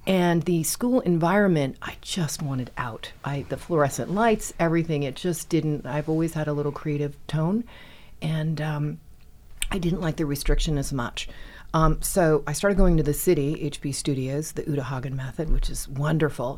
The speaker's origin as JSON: {"language": "English", "town": "Westport", "region": "Connecticut", "country": "United States", "tie": "born or raised there", "also_born_or_lived": "Bronx, New York", "said": "We were living in New York at the time, and he went to run a race in Westport, Connecticut. My mom thought great place to raise the kids, and we moved from the Bronx to Westport, Connecticut"}